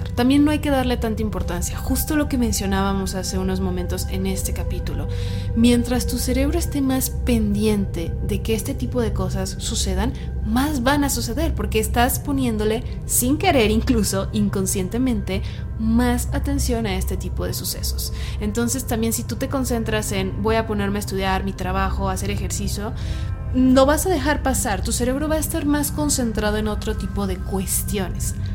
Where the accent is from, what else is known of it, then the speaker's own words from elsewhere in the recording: Tala, Jalisco, Mexico; Soy de Tala, Jalisco, México.